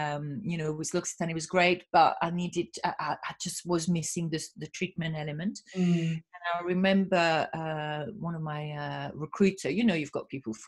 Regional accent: France; English is a second language; now in United Kingdom; You know, I'm French, obviously, and I have been in the industry. Although some people kind of listen to my accent thinking, where is she from? You know, not really French. So I've been in the UK for 30 years.

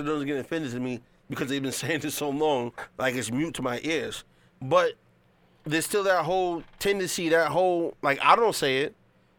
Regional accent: New York City, New York, United States; born or raised there

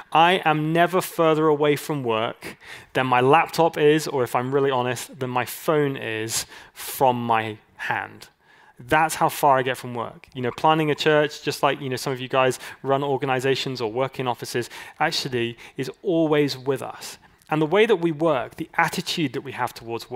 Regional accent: California, United States; I'm Californian

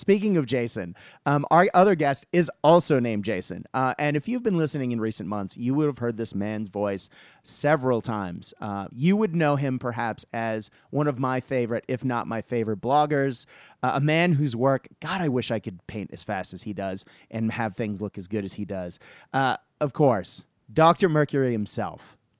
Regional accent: Japan; I have mentioned several times that I grew up in Japan

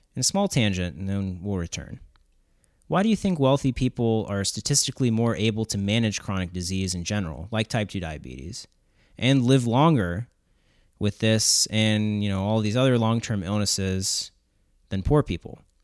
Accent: Southern West Virginia, United States; growing up in Southern West Virginia

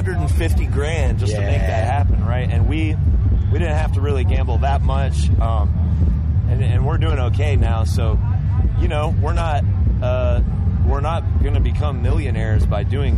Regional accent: the South, United States; I grew up in the South

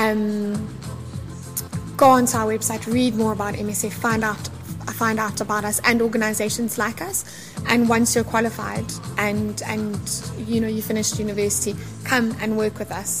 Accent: South Africa; I'm from South Africa, so I grew up in a wealthy family

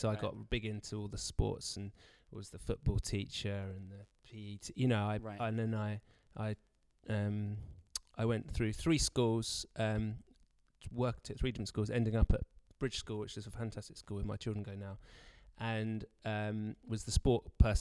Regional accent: Brighton, South East England, United Kingdom; moved away as an adult; now in Canterbury, United Kingdom; I grew up in Brighton

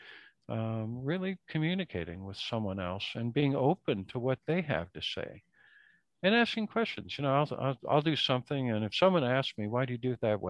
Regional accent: Minnesota, United States; now in East Coast, United States; I grew up in Minnesota

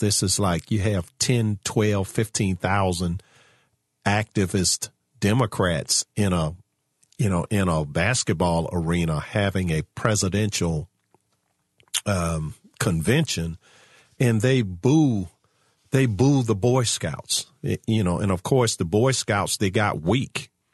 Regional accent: Virginia, United States; my home state of Virginia

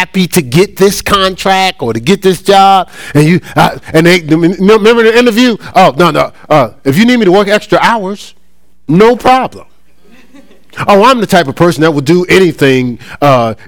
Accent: Newark, New Jersey, United States; growing up in my hometown in Newark

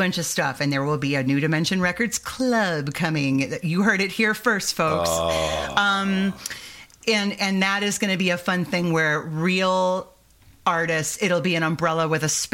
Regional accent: Michiana Shores, Indiana, United States; where I grew up in Northwest Indiana, Michiana shores

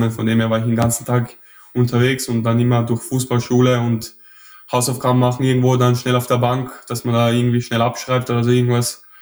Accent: Mödling, Lower Austria, Austria; accent: Viennese; moved away as an adult; also born or lived in Vienna; aufgewachsen, aber immer in Wien in die Schule gegangen. Das ist quasi in Niederösterreich, so am Rand von Wien

